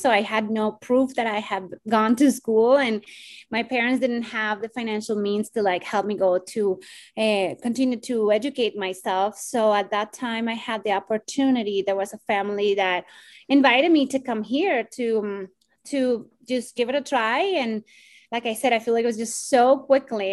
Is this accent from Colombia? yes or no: yes; Bogotá, Colombia; now in United States; I am originally from Bogota, Colombia. And uh, I migrated to the US in 2001